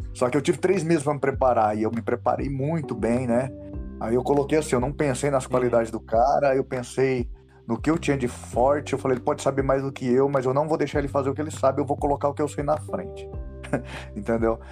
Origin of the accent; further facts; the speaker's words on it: São Paulo, Brazil; also born or lived in Northeast Brazil; eu nasci lá no Nordeste, mas eu cresci aqui em São Paulo, né? Tô aqui desde os 5 anos de idade e cresci aqui na, na periferia de São Paulo